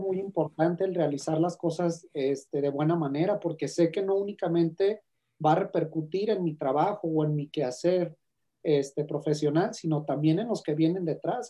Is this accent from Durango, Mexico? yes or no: no; Guadalajara, Jalisco, Mexico; soy de Guadalajara, Jalisco